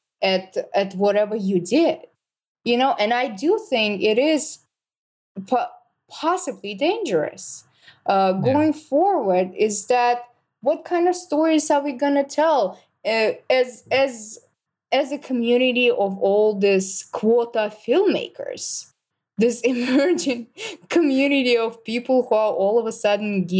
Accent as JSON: {"language": "English", "country": "Russia", "moved": "yes", "said": "I'm from Russia"}